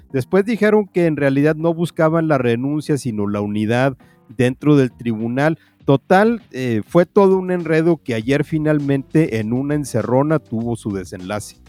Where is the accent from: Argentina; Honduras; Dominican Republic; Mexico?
Mexico; also born or lived in northern Mexico; los mexicanos le hicimos